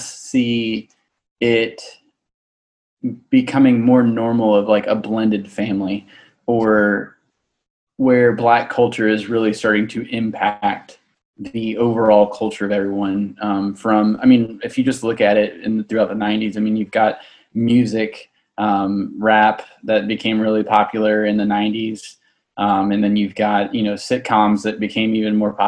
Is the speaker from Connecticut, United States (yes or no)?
no; Orange Park, Florida, United States; I was born in Orange Park, right down the road from First Baptist Orange Park in 1991